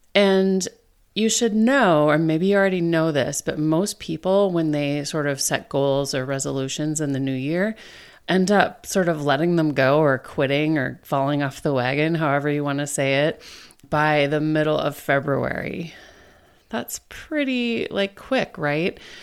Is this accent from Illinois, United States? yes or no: no; Minnesota, United States; now in Maryland, United States; my home state of Minnesota